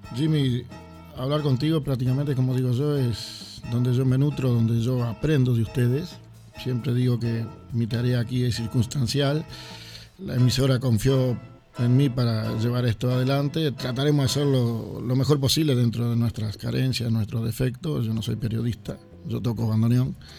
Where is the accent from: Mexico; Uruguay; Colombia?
Uruguay; now in Sweden; yo como uruguayo